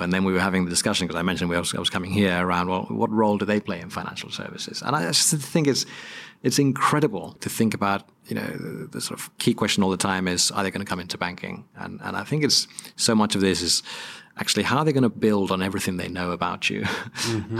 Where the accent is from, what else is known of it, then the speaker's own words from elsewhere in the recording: Spain; moved away as an adult; also born or lived in New York, United States; now in United Kingdom; I was brought up in Spain, and uh, Spanish father, English mother